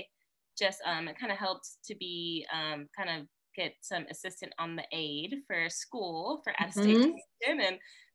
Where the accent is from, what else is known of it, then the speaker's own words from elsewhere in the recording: Orlando, Florida, United States; I'm originally from Orlando, Florida